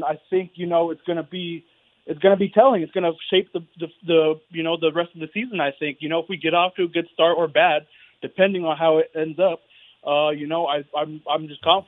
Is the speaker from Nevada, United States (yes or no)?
yes; Las Vegas, Nevada, United States; Born and raised in Vegas.